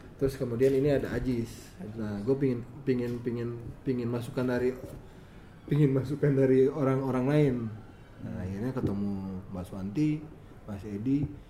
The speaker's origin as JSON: {"language": "Indonesian", "area": "Ambon", "region": "Maluku", "country": "Indonesia", "said": "gue Ambon"}